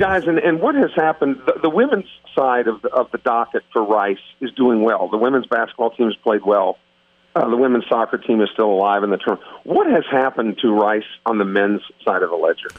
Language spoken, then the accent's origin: English; Iowa, United States; born or raised there; moved away